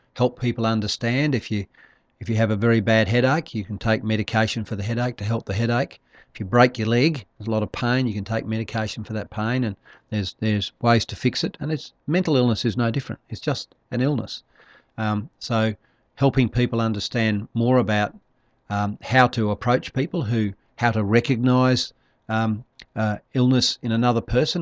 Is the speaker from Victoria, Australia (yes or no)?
no; Darwin, Northern Territory, Australia; also born or lived in Broome; I'm from Darwin. I live in the, the tropics